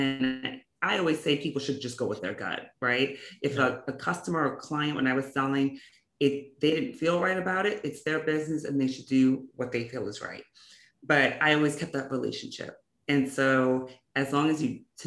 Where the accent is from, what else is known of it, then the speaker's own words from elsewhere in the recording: New York City, New York, United States; growing up in New York City, right? So I grew up in Brooklyn and Queens